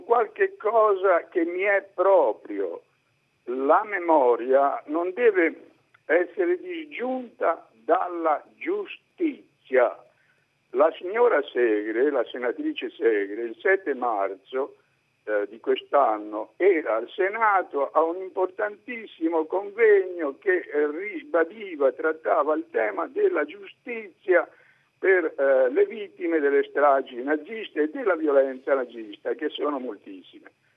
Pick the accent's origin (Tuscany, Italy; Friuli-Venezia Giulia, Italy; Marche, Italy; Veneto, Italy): Tuscany, Italy; Fivizzano; now in Livorno, Italy; telefono da Livorno, ma sono nato a Fivizzano, Fivizzano. nella provincia di Massa.